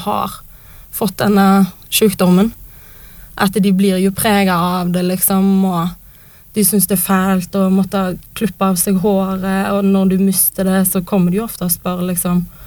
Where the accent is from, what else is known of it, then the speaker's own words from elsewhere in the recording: Western Norway, Norway; now in Oslo, Norway; bor jo på Vestlandet, der jeg er fra